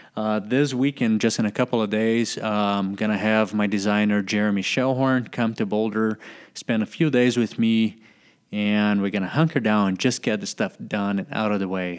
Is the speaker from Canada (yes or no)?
no; Brazil; my house where I was living in my hometown